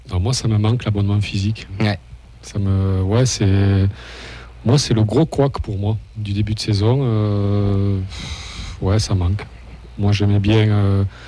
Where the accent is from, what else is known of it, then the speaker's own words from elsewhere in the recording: Toulouse, Occitania, France; je viens de Toulouse